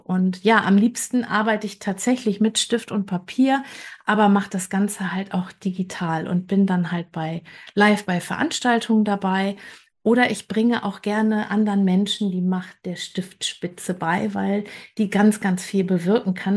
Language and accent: German; Bergisches Land, North Rhine-Westphalia, Germany; now in Hamburg, Germany; Ich komme ursprünglich aus dem Bergischen Land und lebe jetzt ähm, in Hamburg.